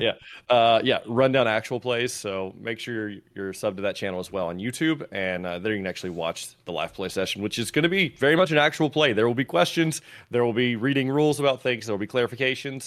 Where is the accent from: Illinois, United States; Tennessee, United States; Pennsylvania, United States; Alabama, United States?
Tennessee, United States; I'm from Tennessee